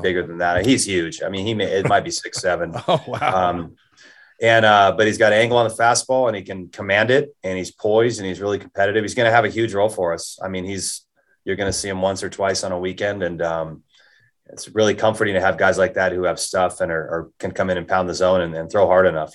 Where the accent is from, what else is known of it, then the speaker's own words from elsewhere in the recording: Southern California, United States; moved away as an adult; also born or lived in Las Cruces; now in Pullman, United States; Growing up in Southern California